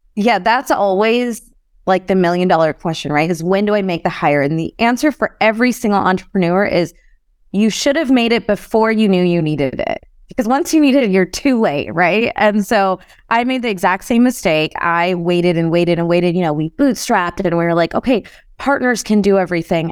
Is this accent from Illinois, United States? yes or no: yes; Chicago, Illinois, United States; I grew up in Chicago